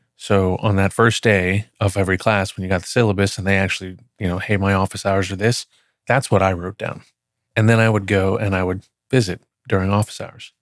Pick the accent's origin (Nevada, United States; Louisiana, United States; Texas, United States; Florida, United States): Texas, United States; Plano; moved away as an adult; also born or lived in Dallas, Texas / Oklahoma / Wichita, Kansas; I grew up in Plano from third grade on